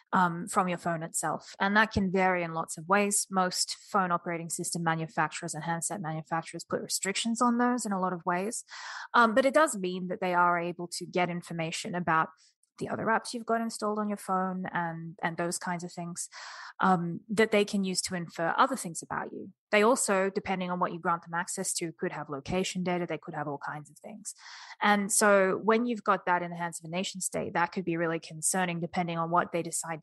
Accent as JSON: {"language": "English", "country": "Australia", "said": "As Australians"}